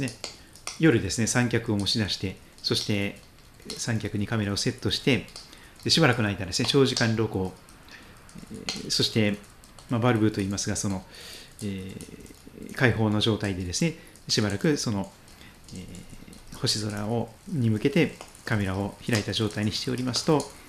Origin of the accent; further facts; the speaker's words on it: Pacific side of Japan, Japan; 私太平洋側で生まれ育っております